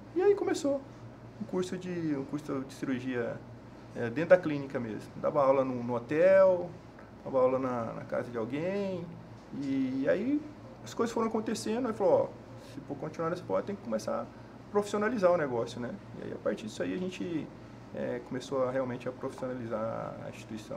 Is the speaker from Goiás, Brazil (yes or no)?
yes; Goiânia, Goiás, Brazil; moved away as an adult; now in Cuiabá, Brazil; eu sou de Goiânia